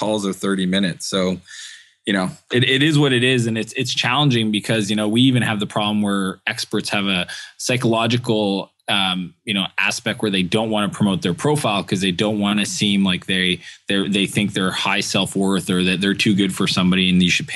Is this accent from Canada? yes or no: yes; Eastern Canada, Canada; moved away; where I grew up in Eastern Canada